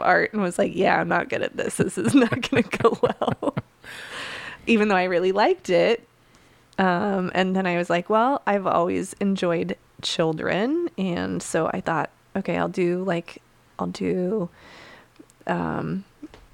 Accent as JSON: {"language": "English", "region": "Utah", "country": "United States", "tie": "born or raised there", "said": "I grew up in Utah, as you know, in like a very small town."}